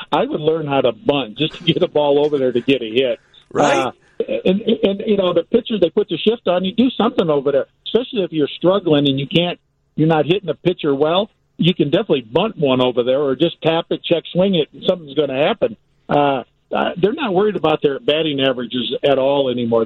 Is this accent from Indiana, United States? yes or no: yes; Gary, Indiana, United States; I'm come from Gary, Indiana.